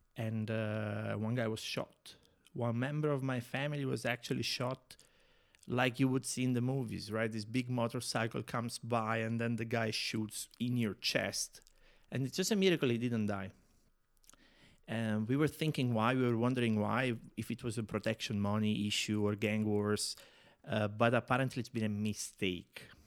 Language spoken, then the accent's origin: English; near Naples, Campania, Italy; English is a second language; moved away as an adult; now in Prague, Czechia; I was born near Napoli, in the south of Italy.